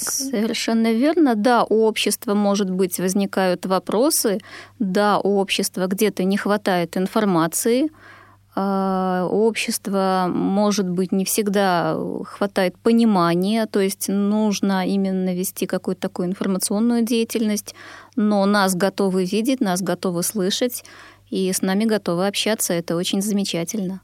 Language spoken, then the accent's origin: Russian; Belarus; also born or lived in Sweden; now in Russia; Я родом из Беларуси